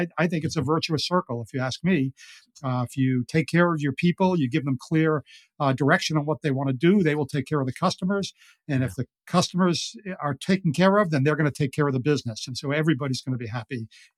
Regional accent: Ireland; I'm as I said, I'm an Irish guy, and I love to talk

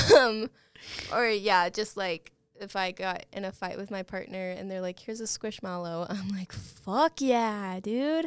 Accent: Guthrie, Oklahoma, United States; I grew up in Guthrie

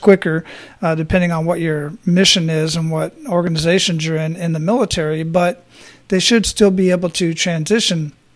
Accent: Phoenix, Arizona, United States; now in Florida, United States; I grew up in Phoenix

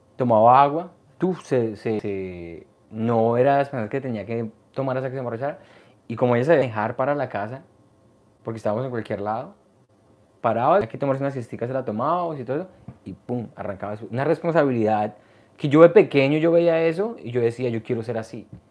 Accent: Colombia; moved away; also born or lived in New York / Canada; yo soy de Colombia

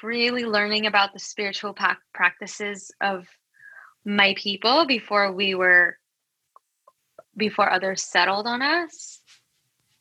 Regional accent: Los Angeles, California, United States; also born or lived in Quezon City, Philippines; I actually was originally born in Panorama City, California, so towards SoCal

